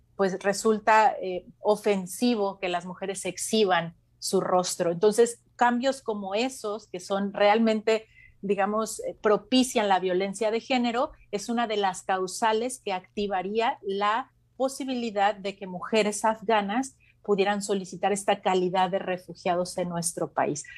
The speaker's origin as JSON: {"language": "Spanish", "country": "Mexico"}